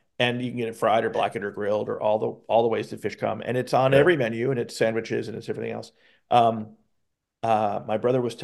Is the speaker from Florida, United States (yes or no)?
yes; South Florida, United States; moved away; growing up in South Florida as I did